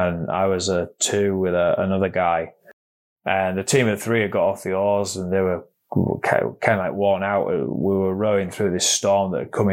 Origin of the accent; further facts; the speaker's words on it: York, Yorkshire and the Humber, United Kingdom; I'm from York in North Yorkshire